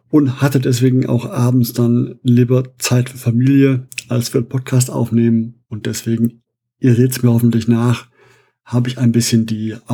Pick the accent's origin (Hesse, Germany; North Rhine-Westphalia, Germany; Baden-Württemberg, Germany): North Rhine-Westphalia, Germany; Essen; Ich bin gebürtiger Essener, der Heimat der, soweit ich weiß, größten Spielemesse in Europa.